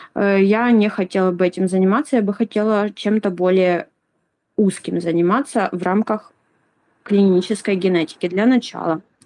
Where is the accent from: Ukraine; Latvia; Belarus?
Ukraine; я из Украины